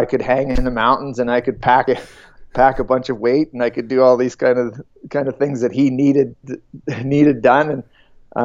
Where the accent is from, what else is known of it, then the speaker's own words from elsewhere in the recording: southern Ontario, Canada; I grew up in Ontario. In southern Ontario, in farm country.